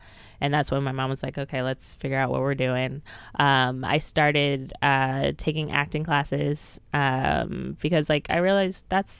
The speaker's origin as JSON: {"language": "English", "town": "Philadelphia", "region": "Pennsylvania", "country": "United States", "lives_now": "New York, United States", "said": "I was Philly."}